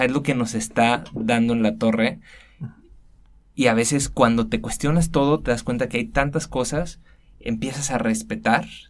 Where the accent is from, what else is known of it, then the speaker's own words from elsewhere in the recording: Guadalajara, Jalisco, Mexico; soy tapatío. Nací, crecí, todo aquí en Guadalajara.